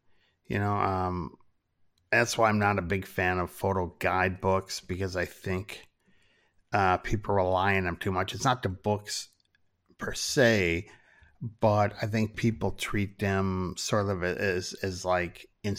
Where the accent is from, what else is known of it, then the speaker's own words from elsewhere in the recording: Minnesota, United States; Growing up in Minnesota and spending so much time in North Dakota, I can do a really good, Fargo kind of accent